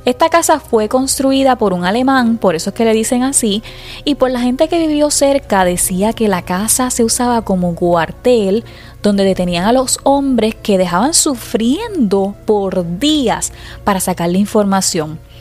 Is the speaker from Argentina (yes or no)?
no; Puerto Rico; siendo puertorriqueña